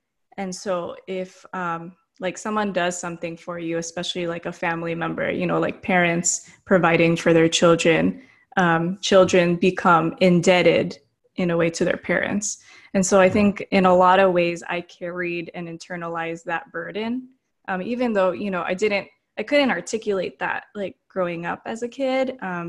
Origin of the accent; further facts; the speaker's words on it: United States; born there; So my parents immigrated from the Philippines in the 1970s. They came to America and then I was born in America and so was my brother.